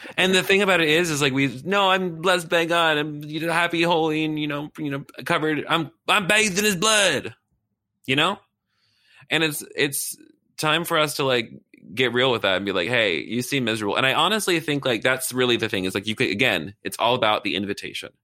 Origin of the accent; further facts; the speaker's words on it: the South, United States; I'm from the South